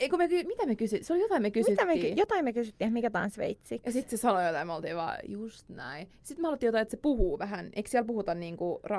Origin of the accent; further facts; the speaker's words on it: Finland; ajattelin, että no mä kohta heitän niin kuin tänne, että mä oon Suomesta ja hahaa, me tunnetaan ja tälleen.